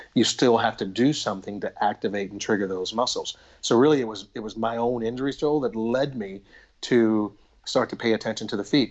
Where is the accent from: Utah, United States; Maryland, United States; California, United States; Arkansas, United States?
Arkansas, United States; Little Rock; moved away; I grew up in Little Rock, Arkansas